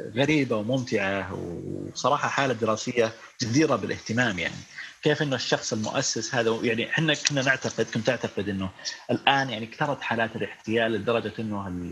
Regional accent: Saudi Arabia; عندنا في السعوديه

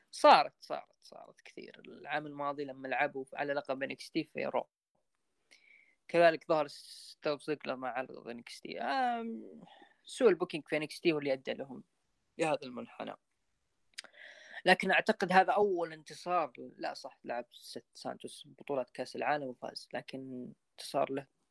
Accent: Saudi Arabia; عندنا في السعودية

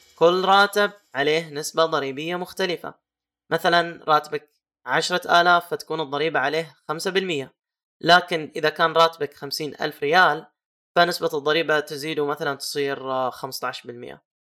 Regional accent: Saudi Arabia; عندنا في السعودية

